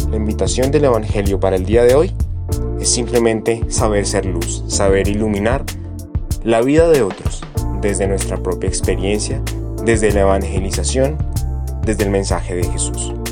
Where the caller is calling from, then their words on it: Bogotá, Colombia; quiero compartirles que les hablo desde la ciudad de Bogotá